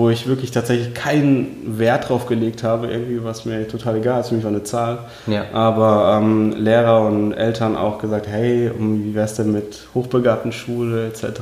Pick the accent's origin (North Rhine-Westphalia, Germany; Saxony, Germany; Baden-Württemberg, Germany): Baden-Württemberg, Germany; Heidelberg; also born or lived in Uzbekistan; aufgewachsen bin ich in schönen Heidelberg unten im Süden Deutschlands. Und ursprünglich geboren tatsächlich in Usbekistan, ja, also okay. in der damaligen Sowjetunion.